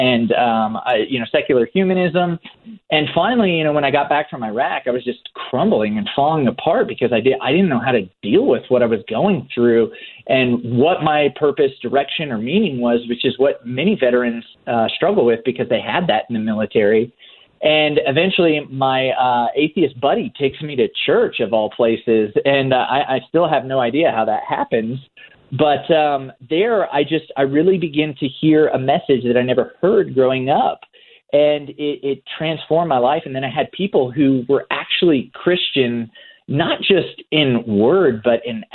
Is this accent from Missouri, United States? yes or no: no; Oklahoma, United States; I grew up in Oklahoma in like the buckle of the Bible Belt